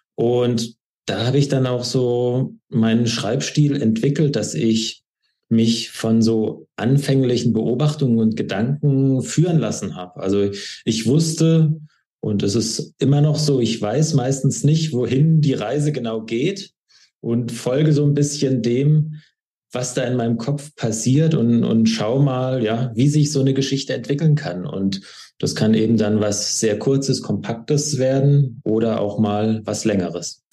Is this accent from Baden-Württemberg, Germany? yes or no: yes; Schwäbisch Hall, Baden-Württemberg, Germany; moved away as an adult; also born or lived in Trier / Atlanta / St. Paul; now in Berlin, Germany; komme genauer gesagt aus Schwäbisch Hall, bin dort geboren und aufgewachsen